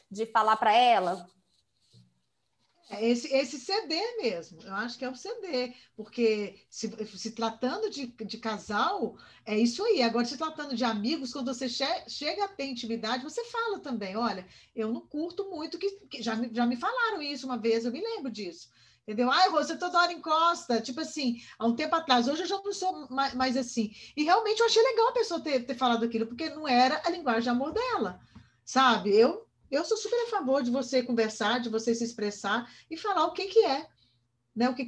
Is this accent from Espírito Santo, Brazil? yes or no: no; Minas Gerais, Brazil; now in São José dos Campos, Brazil; mas eu nasci em Minas, né? Eu sou mineira de raiz. E lá, como a gente vem dessa coisa muito genuína, de cidade pequena, de todo mundo se conhecer